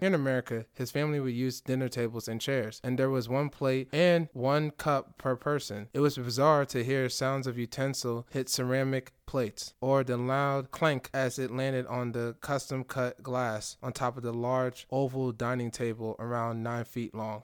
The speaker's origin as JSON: {"language": "English", "country": "Nigeria", "said": "I'm Nigerian"}